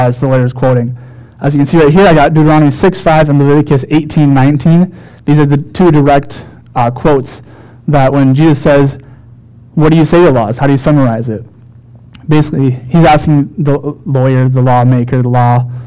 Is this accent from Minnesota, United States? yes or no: yes; Wilmington, Minnesota, United States; a youth pastor in my hometown, Wilmington, Minnesota.